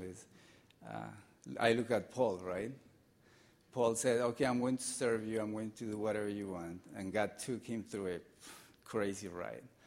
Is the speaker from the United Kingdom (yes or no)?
no; Colombia; moved away; I'm from Colombia